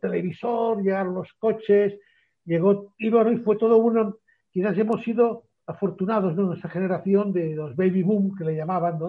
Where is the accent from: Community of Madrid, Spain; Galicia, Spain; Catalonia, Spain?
Catalonia, Spain; Barcelona; yo nací en Barcelona